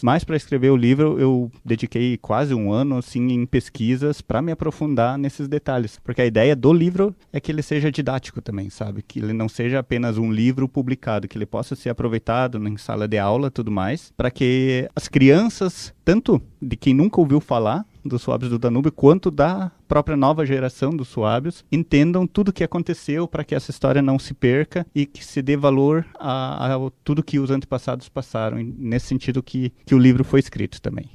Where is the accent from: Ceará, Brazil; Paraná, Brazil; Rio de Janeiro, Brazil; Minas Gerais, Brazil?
Paraná, Brazil; Guarapuava; also born or lived in Ponta Grossa; Eu nasci em Entre Rios, nasci, vivi lá, estudei